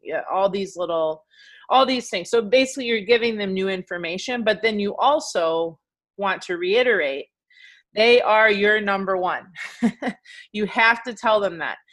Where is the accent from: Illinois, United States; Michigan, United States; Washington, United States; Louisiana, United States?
Michigan, United States; moved away as an adult; also born or lived in New York, United States / California, United States; now in Milwaukee, United States; So I'm from Michigan originally.